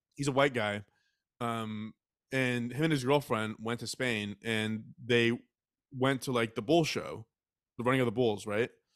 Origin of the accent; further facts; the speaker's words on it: Texas, United States; I was raised in Texas